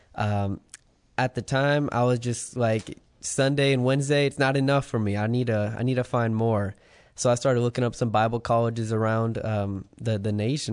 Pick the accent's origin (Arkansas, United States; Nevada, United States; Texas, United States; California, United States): Nevada, United States; Las Vegas; moved away; I'm actually from Las Vegas, Nevada.